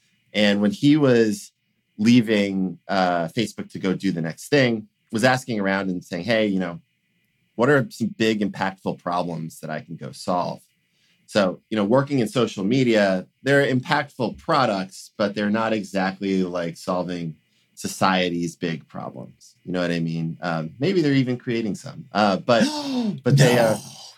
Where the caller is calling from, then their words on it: Salem, Massachusetts, United States; I'm calling in from Salem, Massachusetts, actually.